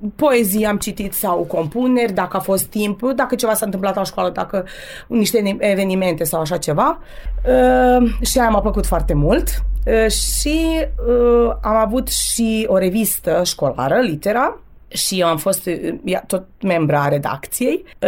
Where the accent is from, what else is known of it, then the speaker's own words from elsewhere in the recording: Torac, Vojvodina, Serbia; first language Romanian; moved away as an adult; now in Zrenjanin, Serbia; 40 de ani am locuit la Torac, sunt toreceană pe viață